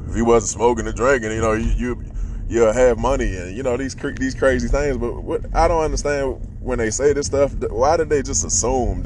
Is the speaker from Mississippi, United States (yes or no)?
no; Washington, District of Columbia, United States; I grew up in DC